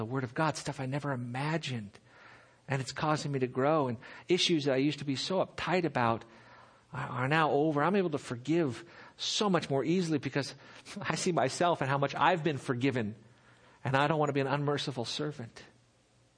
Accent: Seal Beach, California, United States; I grew up in Seal Beach, just down the road here, just down the freeway

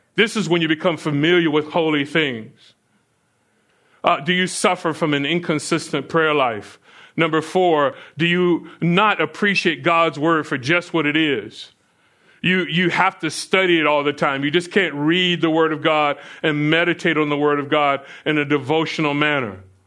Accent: Florida, United States; as a kid growing up in Florida

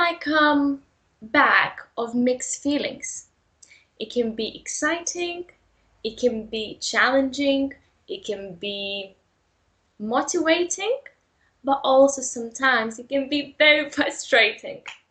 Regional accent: Lithuania; English is a second language; moved away as an adult; now in London, United Kingdom; I am from Lithuania.

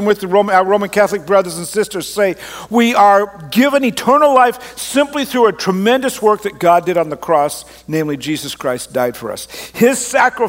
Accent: Canada; also born or lived in Australia; I grew up in Canada

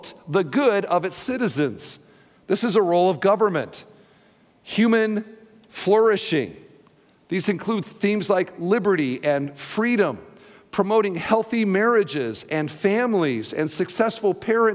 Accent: Iowa, United States; now in Indiana, United States; I'm from Iowa

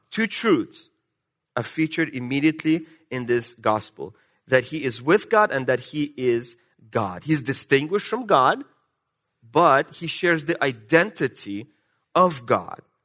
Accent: Russia; accent: Russian; moved away; my Russian accent.

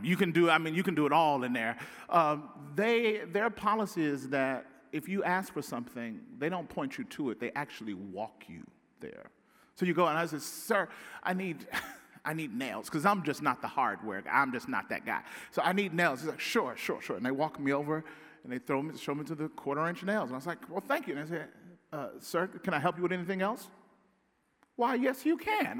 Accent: Pearl, Mississippi, United States; moved away as an adult; now in Southern California, United States; Growing up in Pearl, Mississippi

